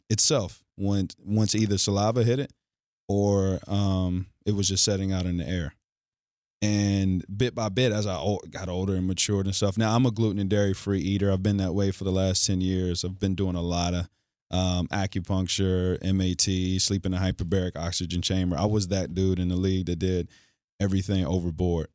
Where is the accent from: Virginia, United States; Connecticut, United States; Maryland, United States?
Virginia, United States; Forest; I'm from Forest Virginia.